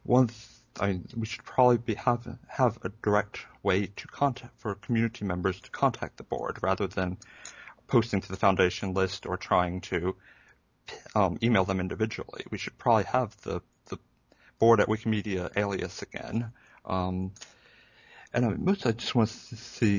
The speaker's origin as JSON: {"language": "English", "region": "Hawaii", "country": "United States", "tie": "born or raised there", "moved": "yes", "lives_now": "Columbia, United States", "said": "I grew up in Hawaii, though living in Columbia, South Carolina now"}